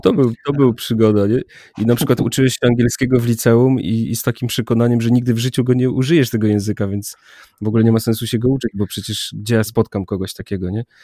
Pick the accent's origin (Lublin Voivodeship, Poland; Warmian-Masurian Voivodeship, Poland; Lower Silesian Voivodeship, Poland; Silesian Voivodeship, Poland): Warmian-Masurian Voivodeship, Poland; jak byłem mały, młody, gdzieś tam z Mazur, z wioski